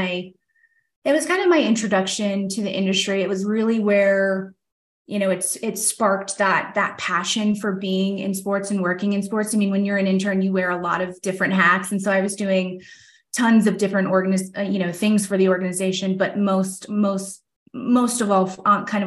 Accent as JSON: {"language": "English", "town": "Tampa", "region": "Florida", "country": "United States", "tie": "born or raised there", "said": "Tampa's always been kind of my hometown. I grew up just outside of Tampa"}